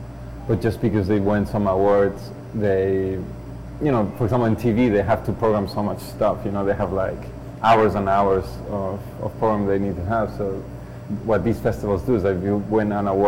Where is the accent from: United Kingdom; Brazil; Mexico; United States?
Mexico; moved away as an adult; now in Canada; I'm Mexican and I'm Canadian